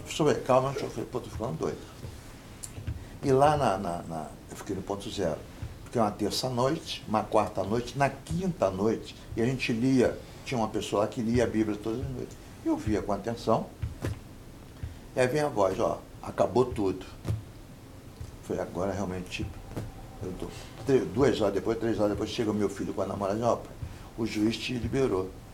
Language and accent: Portuguese; Brazil; eu sou brasileiro